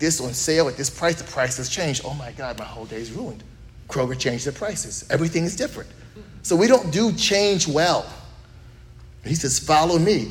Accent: United States; also born or lived in Texas; We're American

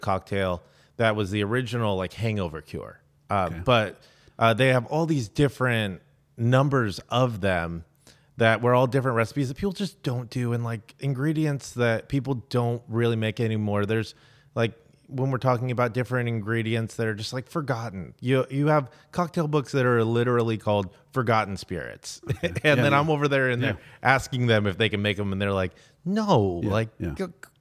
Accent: East County, California, United States; I grew up in East County

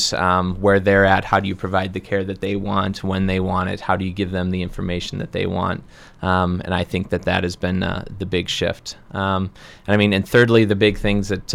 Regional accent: Redfield, South Dakota, United States; moved away as an adult; also born or lived in Minneapolis, Minnesota; now in Brookings, United States; I hail from Redfield, South Dakota originally

